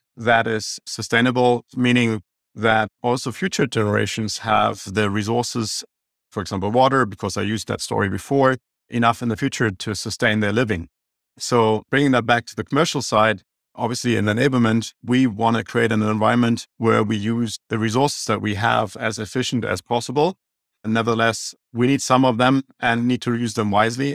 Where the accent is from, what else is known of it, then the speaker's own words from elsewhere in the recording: Germany; accent: German; English is a second language; now in Phoenix, United States; I have an German accent